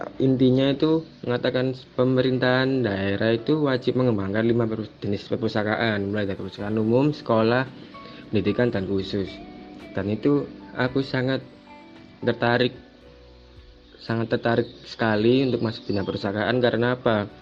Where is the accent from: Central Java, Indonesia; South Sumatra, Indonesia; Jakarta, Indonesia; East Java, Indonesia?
East Java, Indonesia; Surabaya; saya benar asli dari Surabaya